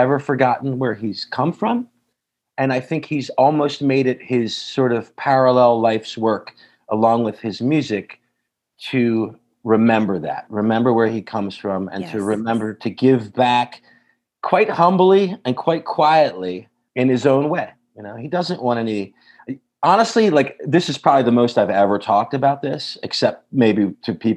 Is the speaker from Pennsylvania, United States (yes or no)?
yes; Philadelphia, Pennsylvania, United States; I grew up in just outside Philadelphia.